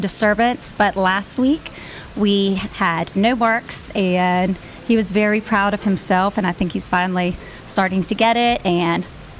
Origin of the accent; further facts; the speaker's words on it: Baton Rouge, Louisiana, United States; I'm from Baton Rouge, Louisiana